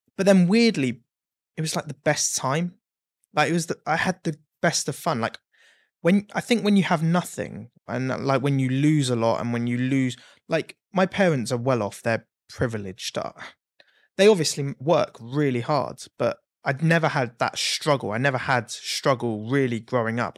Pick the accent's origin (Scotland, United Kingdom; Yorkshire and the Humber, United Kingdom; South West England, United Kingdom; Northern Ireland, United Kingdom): South West England, United Kingdom; Exeter; moved away; also born or lived in Blackpool; I was from Exeter, so there's not a lot there